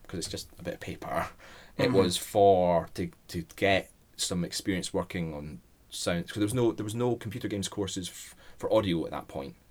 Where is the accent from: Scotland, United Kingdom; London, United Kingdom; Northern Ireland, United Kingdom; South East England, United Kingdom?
Scotland, United Kingdom; also born or lived in Edinburgh; the Scottish high school education system isn't really, it's not as advanced as the English A-level